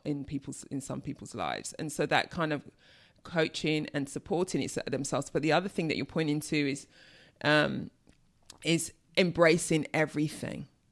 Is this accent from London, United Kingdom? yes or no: yes; London, United Kingdom; I'm from East London